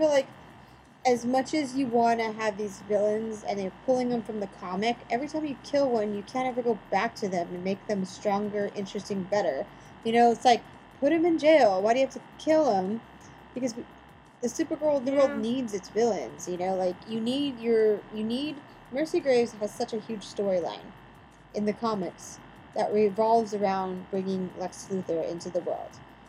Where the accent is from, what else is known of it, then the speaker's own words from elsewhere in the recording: Midwest, United States; I'm from the Midwest. I can't even, like, pronounce things really well.